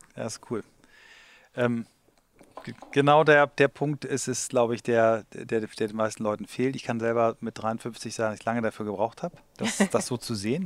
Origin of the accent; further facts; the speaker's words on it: Germany; ich als Deutscher